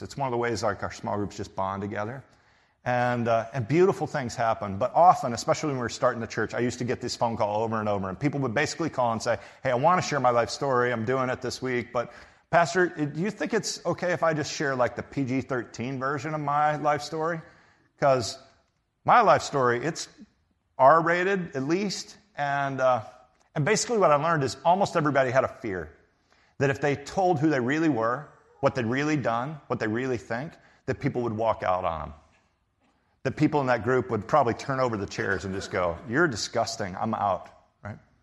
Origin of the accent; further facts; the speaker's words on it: Texas, United States; I'm from Texas